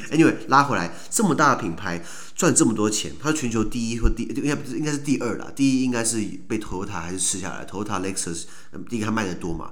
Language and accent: Chinese; Taiwan; also born or lived in Sweden; 小时候在，在台湾的我们， 根本对于本省跟外省根本就是没有概念